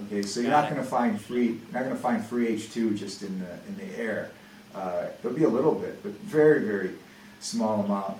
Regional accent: Russia; moved away; I'm from Russia

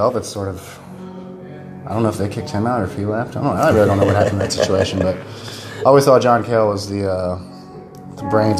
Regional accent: Rocky Mount, North Carolina, United States; a band from my hometown in Rocky Mountain

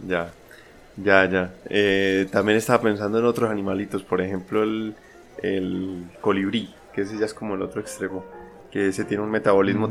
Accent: Colombia; moved away; also born or lived in France; en mi país normalmente, pues en Colombia

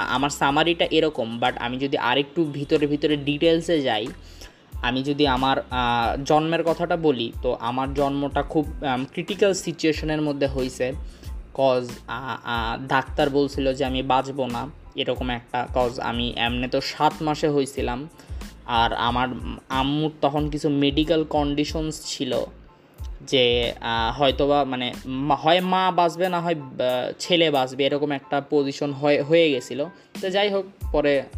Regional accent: Bogura, Rajshahi Division, Bangladesh; also born or lived in Dhaka; class one পর্যন্ত পড়ে দেন আমি দুই সালে বগুড়ায় চলে আসি বগুড়ায় চলে আসি ব্যায়াম ল্যাবরেটরিতে ভর্তি হই

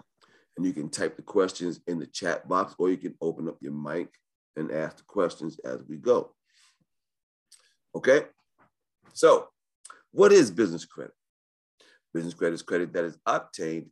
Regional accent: New York, United States; I was born in New York

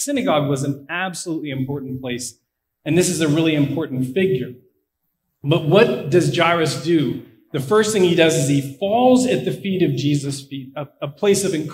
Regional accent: Pittsburgh, Pennsylvania, United States; now in Blacksburg, United States; I am from Pittsburgh, so unfortunately it's not that nice

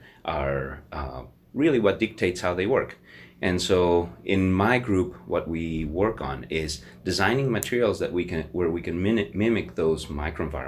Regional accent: Mexico; moved away as an adult; also born or lived in United States / Canada; now in Hamilton, Canada; I grew up in Mexico, so I'm originally from Mexico, and I immigrated to Canada

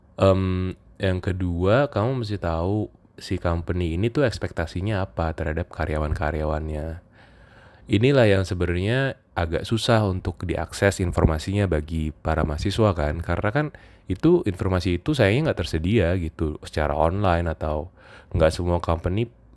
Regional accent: Jakarta, Indonesia; moved away as an adult; also born or lived in Yogyakarta; saya kebetulan asalnya dari Jakarta

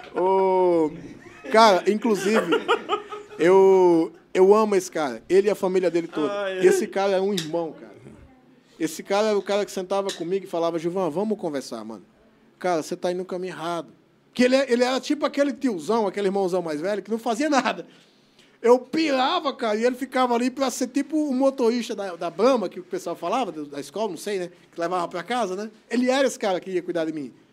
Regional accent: Mossoró, Rio Grande do Norte, Brazil; moved away; eu sou natural de Mossoró, no Rio Grande do Norte, terra do sal mundialmente conhecido

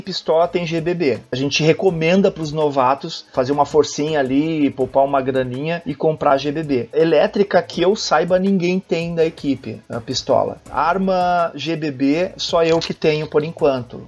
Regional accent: Arroio dos Ratos, Rio Grande do Sul, Brazil; now in Porto Alegre, Brazil; moro em Porto Alegre, nasci em Arroio dos Ratos

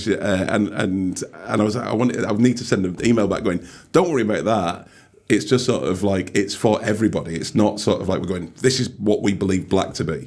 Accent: Oldham, North West England, United Kingdom; now in Liverpool, United Kingdom; I'm uh, Mancunian, so, Oldham. I will say Oldham

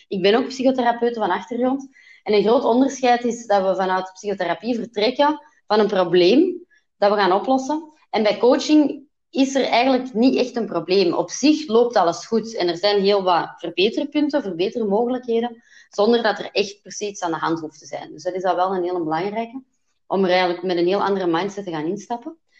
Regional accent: Belgium; ik ben Belgische

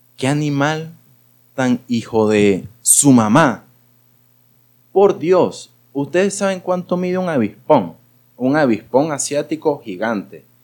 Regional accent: Gocho, Táchira, Venezuela; soy gocho

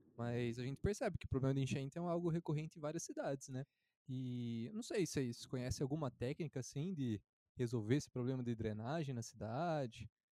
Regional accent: Barra Bonita, São Paulo, Brazil; eu sou de Barra Bonita e lá passa o Rio Tietê

